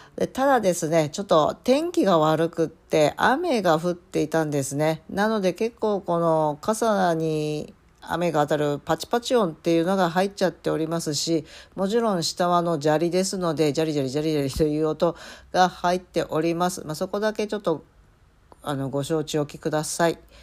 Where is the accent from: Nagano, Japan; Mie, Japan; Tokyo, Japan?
Mie, Japan; moved away; 生まれ育った三重県までちょっくら行ってまいりました